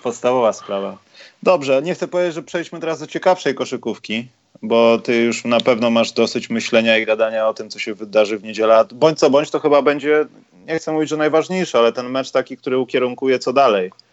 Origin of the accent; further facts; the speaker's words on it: Warsaw, Masovian Voivodeship, Poland; jako warszawiak